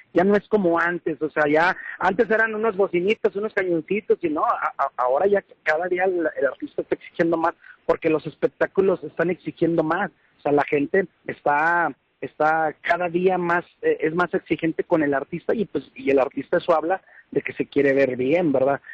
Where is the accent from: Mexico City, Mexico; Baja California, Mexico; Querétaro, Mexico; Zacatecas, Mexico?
Zacatecas, Mexico; Trancoso; aquí de mi pueblo de, de, de Trancoso, Zacatecas